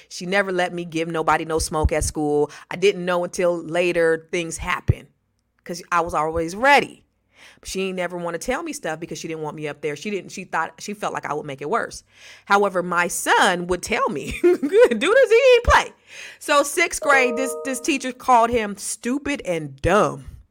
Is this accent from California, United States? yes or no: yes; the Bay Area, California, United States; I'm from the Bay as well